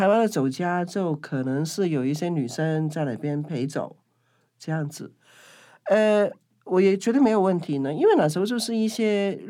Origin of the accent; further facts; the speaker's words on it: Kowloon, Hong Kong; now in Taipei, Taiwan; 其实蛮像我小时候住在香九龙九龙的一个弥敦道，